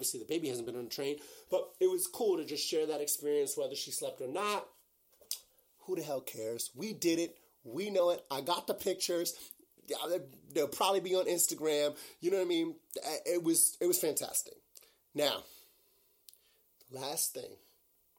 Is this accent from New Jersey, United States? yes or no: no; New York, United States; I'm from New York. I've been taking the train every day, all day, my entire life.